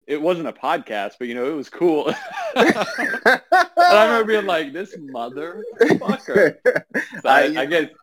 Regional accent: California, United States; also born or lived in Baltimore / New Orleans; now in Los Angeles, United States; I'm from California

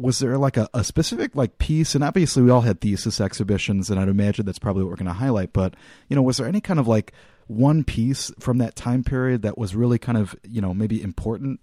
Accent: Roselle, Illinois, United States; I'm from the area that I'm more or less living in now, essentially like a suburb over in Wheaton, but I'm from Roselle

